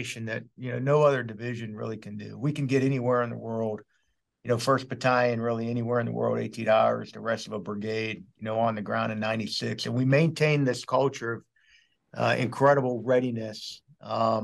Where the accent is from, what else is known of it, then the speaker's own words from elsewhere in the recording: Pittsburgh, Pennsylvania, United States; moved away as an adult; also born or lived in Arizona; I'm originally from Pittsburgh, Pennsylvania